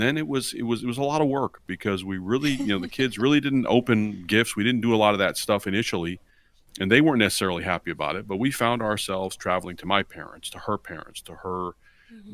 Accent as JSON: {"language": "English", "region": "Virginia", "country": "United States", "tie": "born or raised there", "said": "we grew up here in Virginia"}